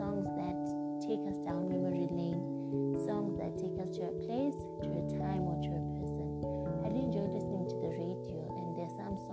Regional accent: Zimbabwe; Zimbabwe, which is my home country

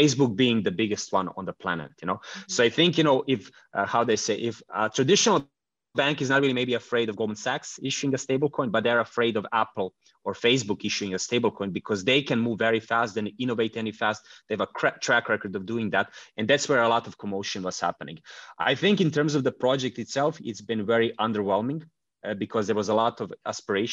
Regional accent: Croatia; now in Switzerland; I'm originally from Croatia

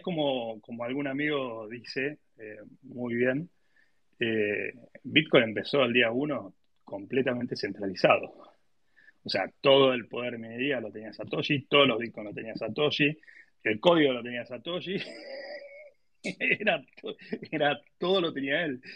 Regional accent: Argentina

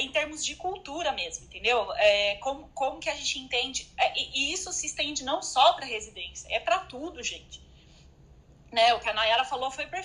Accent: Brazil; moved away; also born or lived in Europe; a gente como, né, a gente como brasileiro

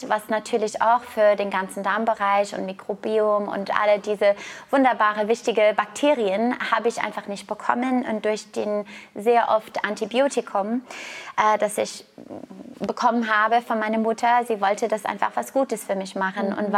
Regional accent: Canada; Ich komme aus Kanada, ich war Turmspringerin, ich habe angefangen, Leistungssport als Turmspringerin mit neun zu machen.

